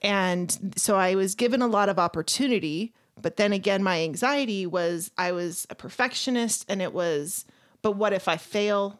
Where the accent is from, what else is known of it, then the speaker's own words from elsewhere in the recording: Las Vegas, Nevada, United States; now in Utah, United States; I grew up in Las Vegas, Nevada